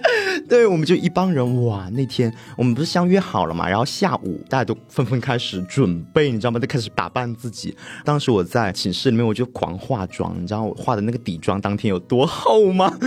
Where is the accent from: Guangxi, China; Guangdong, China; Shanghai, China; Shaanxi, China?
Guangxi, China; 那像我呢，我本人算是一个非常正宗的小镇青年嘛。因为首先我们广西大家知道，广西本身呢，它的 GDP 就比较没有没有特别高